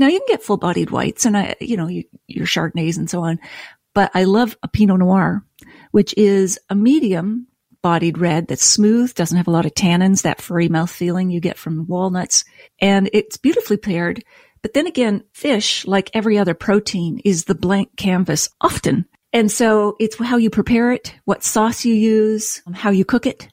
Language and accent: English; Nova Scotia, Canada; moved away; also born or lived in Toronto; I grew up in Nova Scotia with a beer and whiskey loving family